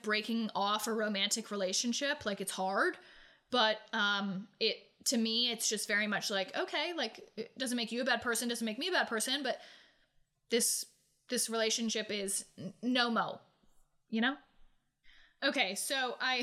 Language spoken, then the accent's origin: English; New England, United States; moved away as an adult; also born or lived in Myrtle Beach, South Carolina; I grew up in New England